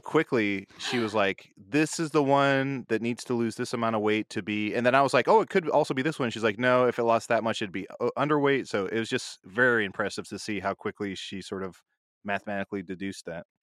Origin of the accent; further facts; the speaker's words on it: Midwest, United States; I'm from the Midwest